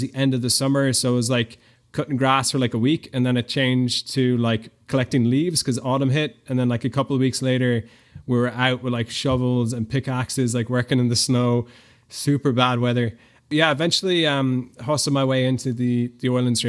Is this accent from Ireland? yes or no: yes; Ireland; moved away as an adult; I'm from Ireland. I grew up, uh, in a pretty normal Irish family.